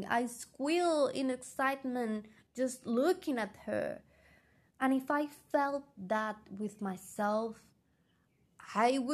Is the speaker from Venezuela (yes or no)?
yes; Venezuela; first language Spanish; English is a second language; I love being Venezuelan. My country is gorgeous and I love my culture